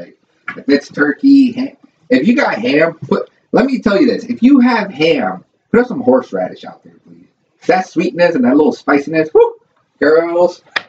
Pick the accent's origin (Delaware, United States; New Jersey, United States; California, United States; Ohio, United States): California, United States; moved away; I am from Cali. I used to live there